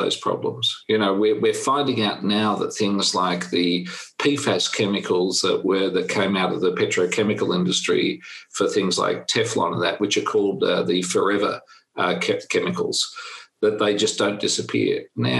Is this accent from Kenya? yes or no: no; Australia; I'm from Australia